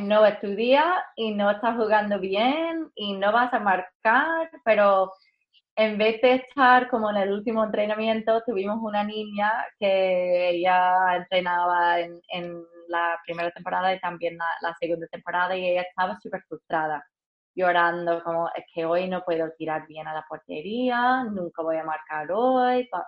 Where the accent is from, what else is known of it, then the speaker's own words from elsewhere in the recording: United States; Spanish is a second language; moved away; also born or lived in Madrid; como americana